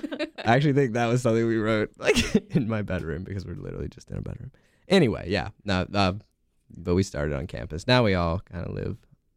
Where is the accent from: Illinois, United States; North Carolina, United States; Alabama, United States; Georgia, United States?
North Carolina, United States; Raleigh; we're from Raleigh.